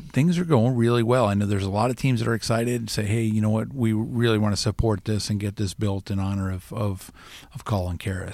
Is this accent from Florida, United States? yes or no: yes; Florida, United States; also born or lived in New Jersey; now in Iowa, United States; I, I grew up in Florida. I was born in Jersey